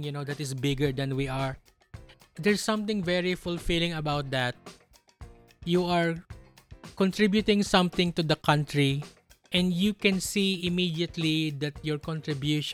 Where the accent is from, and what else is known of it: Philippines